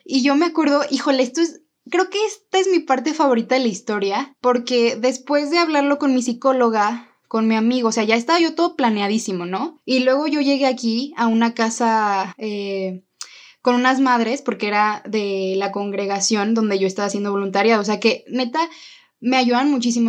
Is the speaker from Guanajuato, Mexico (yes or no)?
yes; León, Guanajuato, Mexico; moved away as an adult; now in Guadalajara, Mexico; yo crecí en León y toda mi vida pensé que iba a estudiar ahí